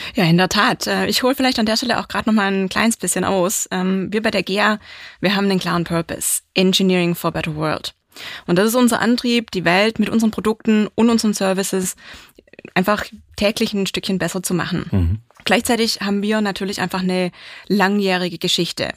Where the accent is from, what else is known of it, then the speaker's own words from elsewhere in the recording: Swabia, Germany; ich bin gebürtiger Schwabe